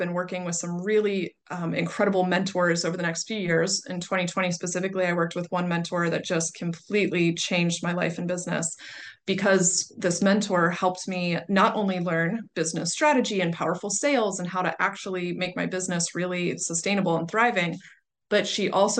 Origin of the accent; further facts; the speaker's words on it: Pittsburgh, Pennsylvania, United States; I moved back to Pittsburgh, which is my hometown